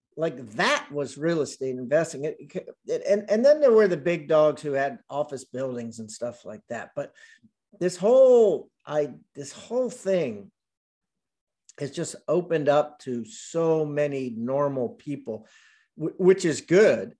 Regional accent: Columbia, Maryland, United States; also born or lived in Washington, D.C.; grew up there, grew up in Columbia, Maryland

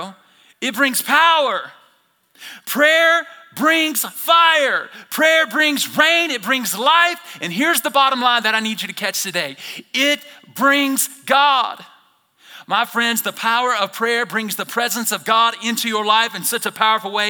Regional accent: Alabama, United States; moved away as an adult; now in Idaho, United States; I'm from Alabama originally, born and raised

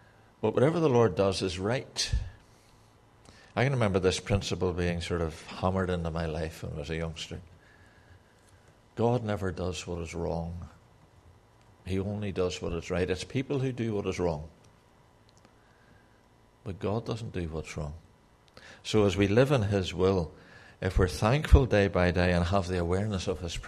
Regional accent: Ireland; but I'm Irish, okay, so that's allowable.

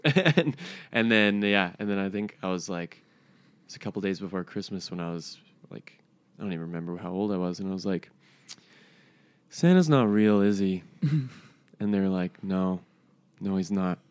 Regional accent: High River, Alberta, Canada; I grew up in High River.

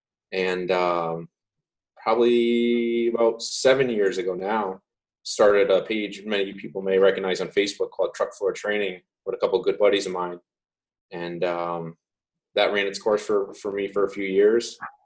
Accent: Seymour, Connecticut, United States; I'm from Seymour, Connecticut. I've been a volunteer in Seymour for about 18 years now and started through the junior program. I grew up at the firehouse, basically. I lived across the street from it.

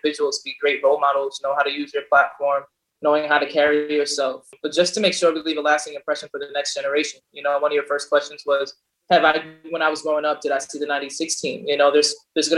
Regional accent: New York City, New York, United States; also born or lived in Jamaica, Queens; I was actually born and raised in East Elmhurst, Queens, by Astoria Boulevard on 97th Street, closer to LaGuardia Airport

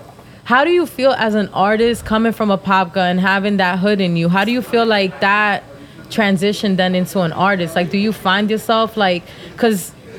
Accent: New Jersey, United States; now in Florida, United States; I'm from Jersey.

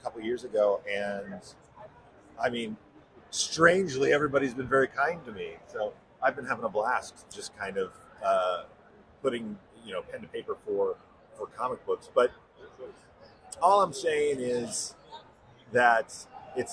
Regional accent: Arizona, United States; now in Los Angeles, United States; I'm from Arizona, live in L.A.

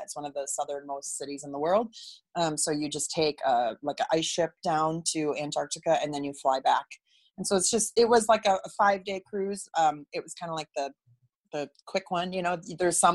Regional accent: Wisconsin, United States; moved away as an adult; also born or lived in Los Angeles / Chicago; I grew up in Wisconsin and I was around agriculture as a kid.

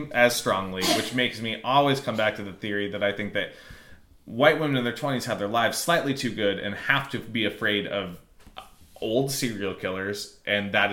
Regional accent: Arizona, United States; I'm from Arizona

